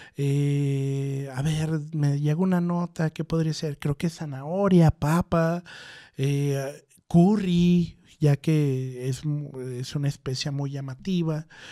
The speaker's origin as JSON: {"language": "Spanish", "country": "Mexico", "lives_now": "Guadalajara, Mexico"}